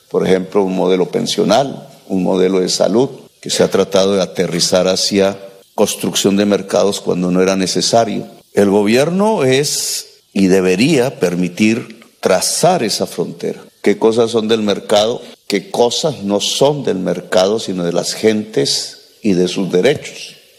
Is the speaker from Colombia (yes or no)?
yes; Colombia; mi país